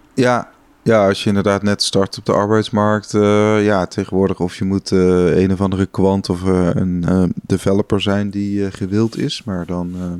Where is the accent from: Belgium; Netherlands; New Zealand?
Netherlands; wij als Nederlander